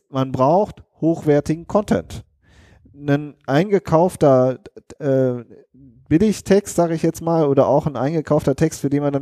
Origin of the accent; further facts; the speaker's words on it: Rhineland, Germany; genau, wir kommen aus dem Rheinland. So ist das.